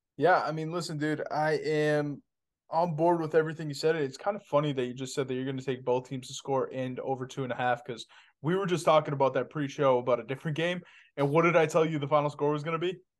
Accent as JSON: {"language": "English", "town": "Boston", "region": "Massachusetts", "country": "United States", "said": "I'm from Boston. I grew up with Paul Pierce"}